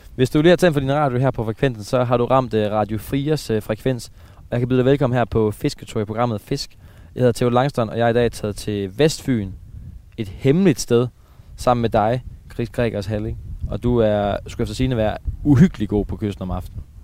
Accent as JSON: {"language": "Danish", "town": "Aarhus", "region": "Central Denmark Region", "country": "Denmark", "said": "jeg er jo fra, jeg er fra, fra, fra Aarhusområdet, jeg er jo østjyde"}